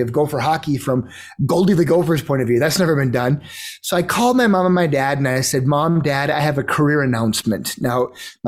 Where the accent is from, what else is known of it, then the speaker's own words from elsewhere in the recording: Fairmont, Minnesota, United States; I grew up in Fairmont, and obviously, as your listeners know, this little town in southern Minnesota